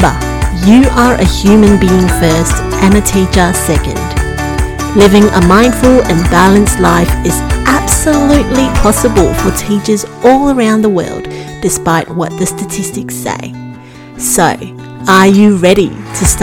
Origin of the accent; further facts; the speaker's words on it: Singapore; moved away as an adult; now in Melbourne, Australia; I was born and bred in Singapore, and I made the move to Melbourne to commence my uni